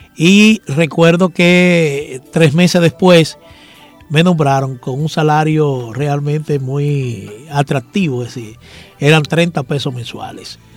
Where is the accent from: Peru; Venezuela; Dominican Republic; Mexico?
Dominican Republic; Santo Domingo; also born or lived in Villa Riva (father's origin); yo nací en Santo Domingo, pero mi papá era de Villarriba